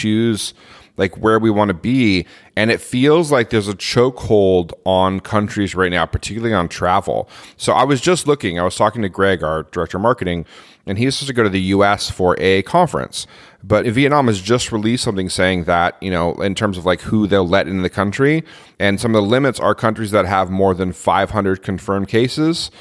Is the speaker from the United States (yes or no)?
yes; United States; moved away; I'm American